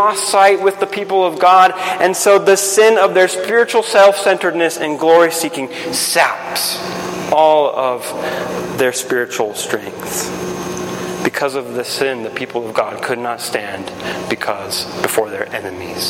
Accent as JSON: {"language": "English", "country": "Guatemala", "tie": "born or raised there", "moved": "yes", "said": "I grew up in Guatemala"}